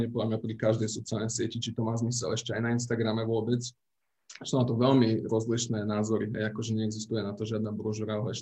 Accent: Slovakia; potom, že už sme Slováci, to už ten algoritmus sám vie, z aké krajiny sme to postovali

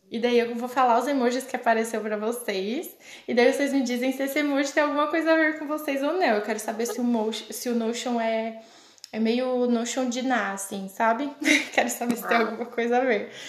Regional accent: Cocal do Sul, Santa Catarina, Brazil; now in Oxford, United Kingdom; E eu não sou de Criciúma, fake, mas eu sou de Cocal, Cocal do Sul, do ladinho de Criciúma. Quem conhece sabe, né? E eu tenho 28 anos também, faço 29 em abril.

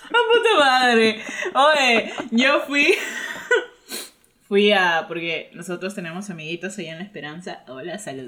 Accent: Trujillo, La Libertad, Peru; born or raised there

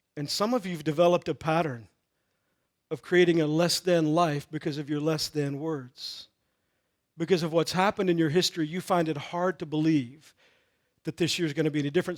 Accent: Texas, United States; I grew up in Texas

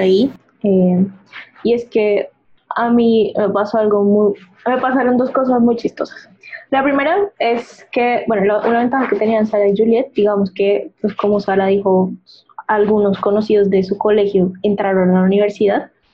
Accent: Barranquilla, Atlántico, Colombia; moved away as an adult; now in Bogotá, Colombia; yo no soy de Bogotá, yo soy de Barranquilla

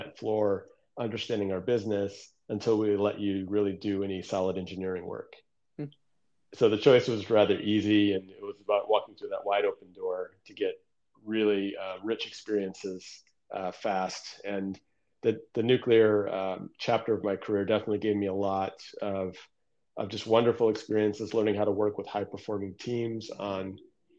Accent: Detroit, Michigan, United States; also born or lived in Newburgh, New York; now in Redondo Beach, United States; spent most of my childhood in the Downriver Detroit area in the heart of big auto country.

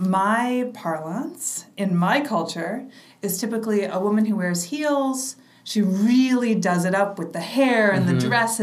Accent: Midwest, United States; moved away as an adult; also born or lived in Michigan / Uganda; now in New York, United States; when I was a young lesbian growing up in the Midwest

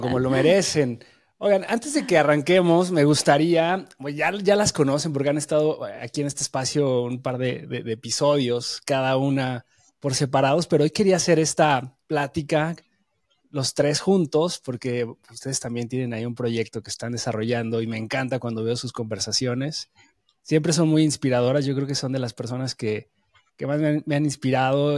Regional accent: Mexico; yo nací en México, mi familia es de una tradición católica muy arraigada

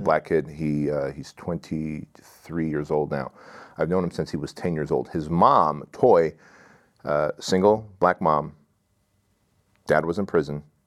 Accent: Santa Ana, California, United States; English is a second language; in Santa Ana, where we lived I was six years old. Uh, I didn't speak English.

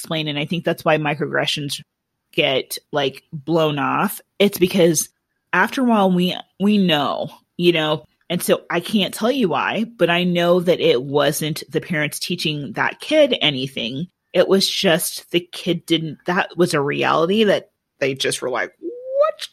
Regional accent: Iowa, United States; moved away; we're from Iowa.

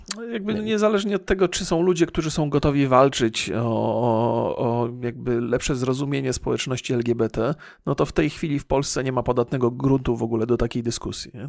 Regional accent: Bolesławiec, Lower Silesian Voivodeship, Poland; ja już się urodziłem w Bolesławcu

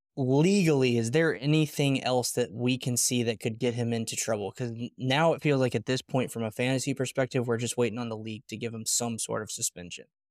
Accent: Alabama, United States; I'm originally from Alabama

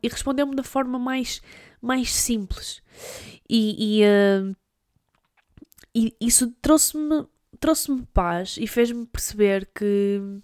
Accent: Douro, Norte, Portugal; also born or lived in Porto; Eu sou do Douro e no Douro há montanhas

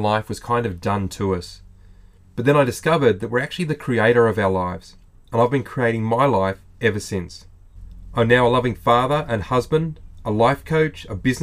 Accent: Australia

